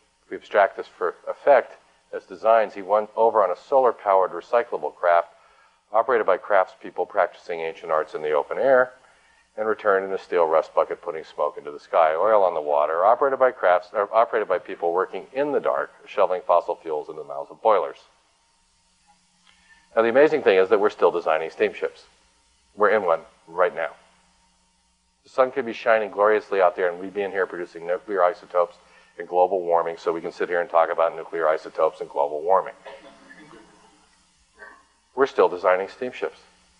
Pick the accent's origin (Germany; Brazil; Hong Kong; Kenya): Hong Kong; also born or lived in Tokyo, Japan; I was born in Tokyo. I grew up in Hong Kong.